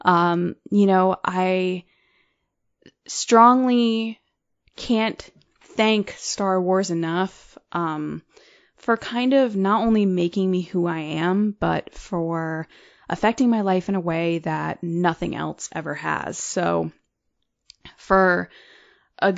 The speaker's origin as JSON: {"language": "English", "region": "Connecticut", "country": "United States", "said": "I'm from Connecticut."}